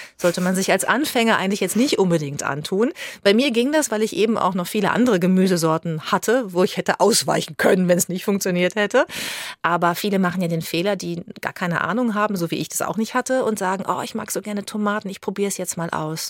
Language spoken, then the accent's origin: German; Bad Lippspringe, North Rhine-Westphalia, Germany; also born or lived in Paderborn; der kleine Luftkurort am Teutoburger Wald Bad Lippspringe, in dem ich aufgewachsen bin